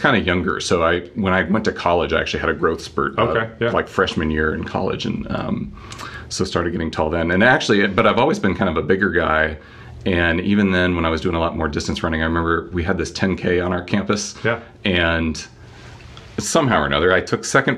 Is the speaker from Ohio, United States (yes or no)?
no; Erie, Pennsylvania, United States; moved away as an adult; now in Greenville, United States; I grew up in Erie, Pennsylvania, snowiest city in America for several years running